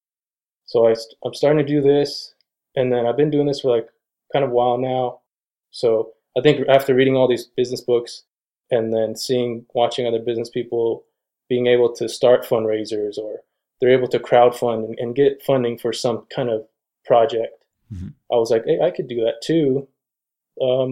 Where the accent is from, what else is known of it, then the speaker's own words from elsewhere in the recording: San Carlos Reservation, Arizona, United States; I grew up on the San Carlos Reservation